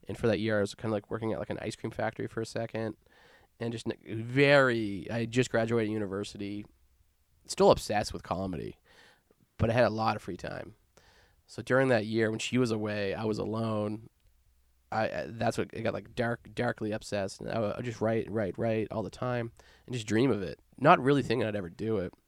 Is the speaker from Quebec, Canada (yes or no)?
no; Nova Scotia, Canada; moved away as an adult; now in Victoria, Canada; growing up in Nova Scotia